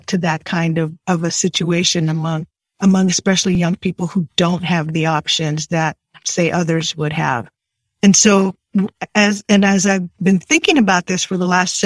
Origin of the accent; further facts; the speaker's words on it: San Gabriel Valley, California, United States; also born or lived in Brownsville, Texas; I grew up here in the San Gabriel Valley